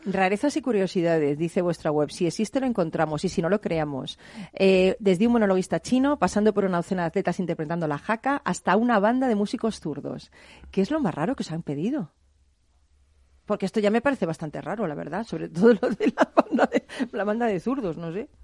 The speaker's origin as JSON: {"language": "Spanish", "town": "Madrid", "region": "Community of Madrid", "country": "Spain", "said": "mi tierra es Madrid, pero Cádiz para mí la llevo en el alma"}